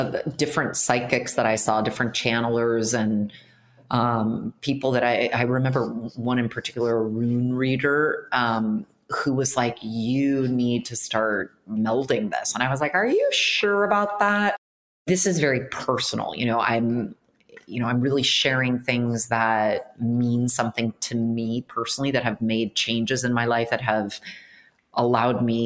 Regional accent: United States; moved away as an adult; also born or lived in New York City; now in Milan, Italy; I'm such an American firecracker and pistol

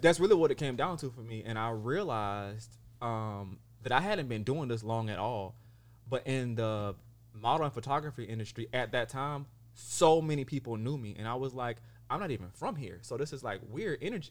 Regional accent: Sumter, South Carolina, United States; also born or lived in San Diego, California; now in Los Angeles, United States; I'm born and raised in Sumter, South Carolina, and I currently reside in Los Angeles, California

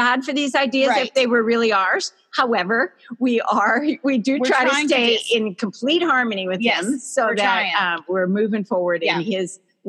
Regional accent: Wisconsin, United States; moved away; I'm from Wisconsin.

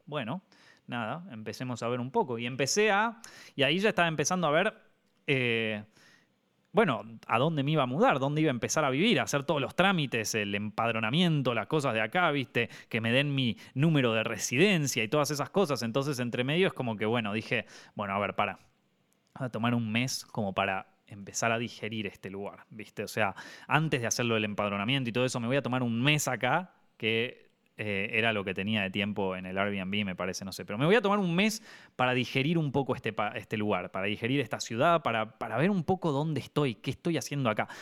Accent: Argentina; moved away as an adult; now in Madrid, Spain; como argentino

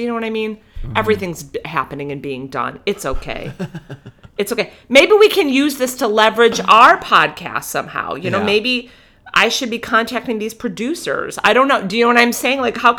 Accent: Illinois, United States; born or raised there; moved away

